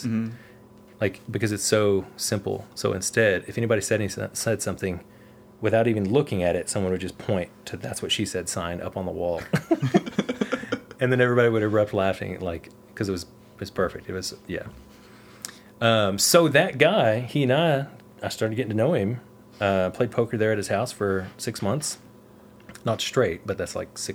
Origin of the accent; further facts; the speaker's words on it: Texas, United States; moved away as an adult; also born or lived in Oregon; I'm from Texas